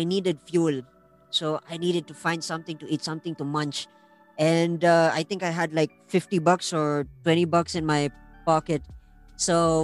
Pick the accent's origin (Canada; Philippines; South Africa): Philippines; La Trinidad, Cordillera Administrative Region; I'm from La Trinidad